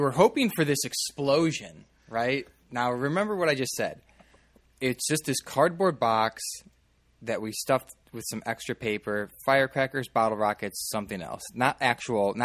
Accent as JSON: {"language": "English", "area": "Chicago suburbs", "region": "Illinois", "country": "United States", "tie": "born or raised there", "said": "growing up in the Chicago suburbs"}